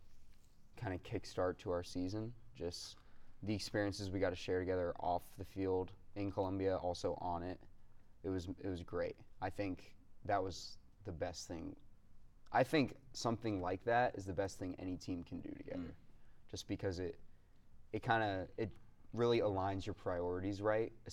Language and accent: English; Gainesville, Georgia, United States; grew up in Gainesville, Georgia, which has a high Latino population